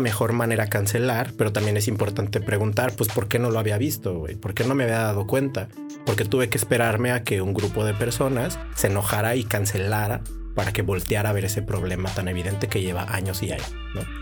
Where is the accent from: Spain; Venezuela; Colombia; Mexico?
Mexico; Tijuana, Baja California; also born or lived in Chihuahua; acá en Tijuana y pues yo crecí en el Florido